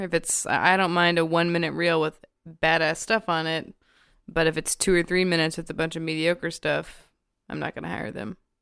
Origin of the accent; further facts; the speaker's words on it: the South, United States; I'm also from the South, like, I'm from a family of, like, warm Southern people, and I think I did grow up with that skill